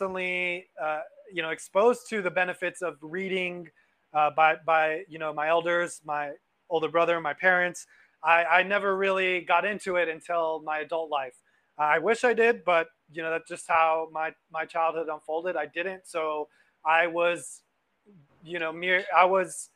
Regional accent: Los Angeles, California, United States; I grew up in Los Angeles

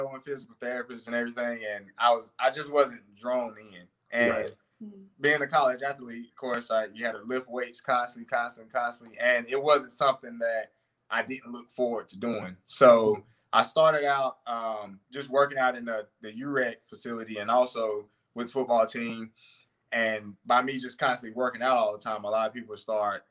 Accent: Gastonia, North Carolina, United States; I grew up in Gastonia, North Carolina

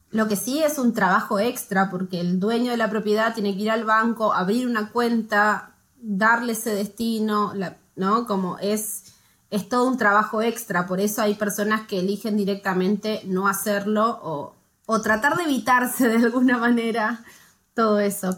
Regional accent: Argentina; moved away as an adult; now in Norway; somos una familia argentina

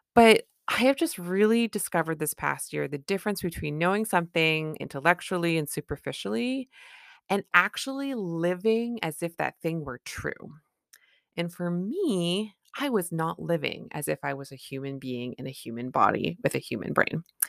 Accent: Canada; I'm a Canadian family physician

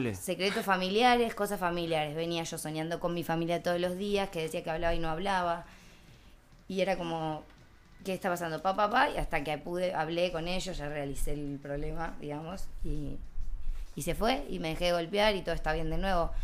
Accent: Argentina; now in Barcelona, Spain

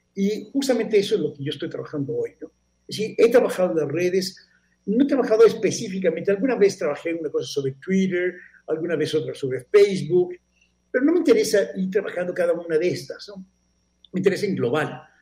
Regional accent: Mexico; moved away as an adult; also born or lived in Barcelona, Spain; soy un mexicano

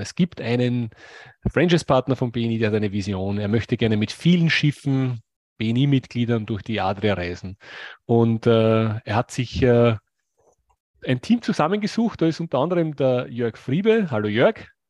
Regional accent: Austria; ich komme aus Österreich, wir haben ein paar Seen, aber wir haben keinen Zugang zum

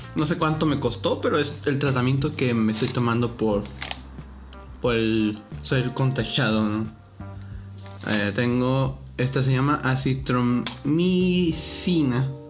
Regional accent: Reynosa, Tamaulipas, Mexico; yo nací aquí en Reynosa, en una ciudad fronteriza

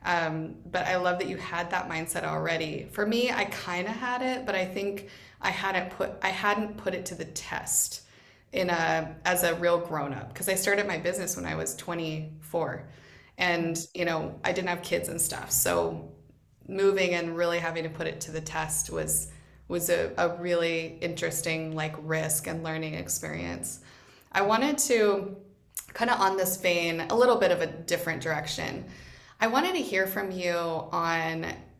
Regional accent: Boise, Idaho, United States; moved away as an adult; also born or lived in Dominican Republic / Vietnam / Ohio; Boise is my hometown

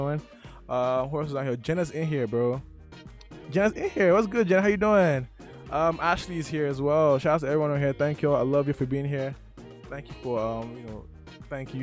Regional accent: Nigeria; I'm Nigerian

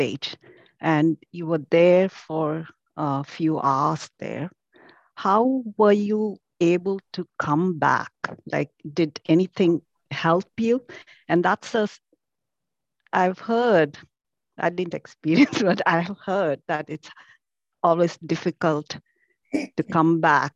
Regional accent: India; now in Boston, United States; I'm an Indian living in Boston.

